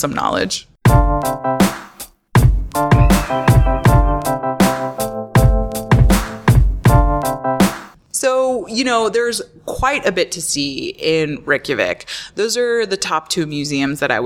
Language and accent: English; Florida, United States; I grew up in Florida